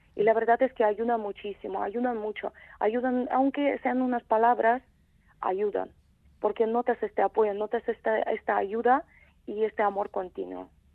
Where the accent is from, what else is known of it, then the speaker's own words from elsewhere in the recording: Kremenchuk, Poltava Oblast, Ukraine; Spanish is a second language; moved away as an adult; also born or lived in Transcarpathia; now in Vitoria-Gasteiz, Spain; es esta ciudad, es de donde soy yo, se llama Kremenchuk.